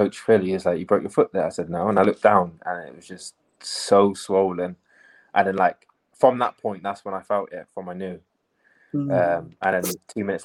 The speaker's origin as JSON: {"language": "English", "town": "Gloucester", "region": "South West England", "country": "United Kingdom", "tie": "born or raised there", "moved": "yes", "lives_now": "Liverpool, United Kingdom", "said": "this is my hometown as well"}